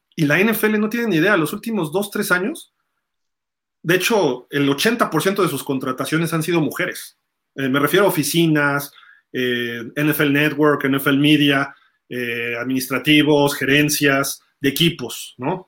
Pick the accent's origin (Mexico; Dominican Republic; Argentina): Mexico; de México